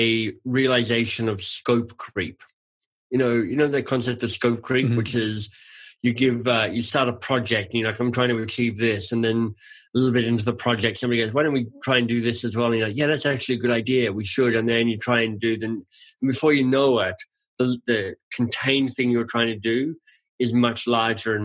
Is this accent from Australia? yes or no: yes; Australia; I'm Australian and I grew up on lamb chops